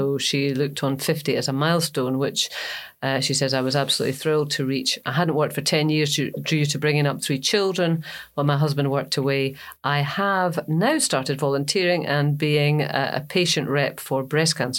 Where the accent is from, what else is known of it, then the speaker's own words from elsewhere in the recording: Grangemouth, Scotland, United Kingdom; also born or lived in Falkirk; I was born in Falkirk, and I grew up in Grangemouth.